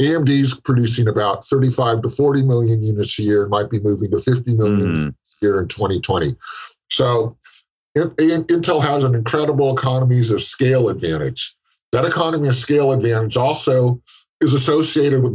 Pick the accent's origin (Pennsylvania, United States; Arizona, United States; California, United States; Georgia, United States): California, United States; San Francisco Bay Area; I live in California. I'm from the San Francisco Bay Area